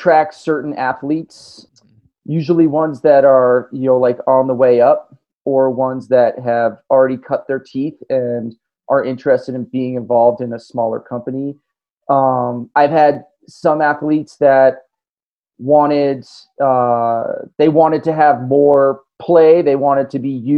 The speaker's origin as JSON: {"language": "English", "town": "Tahoe City", "region": "California", "country": "United States", "tie": "born or raised there", "said": "Alpenglow Sports in my hometown in Tahoe City, California"}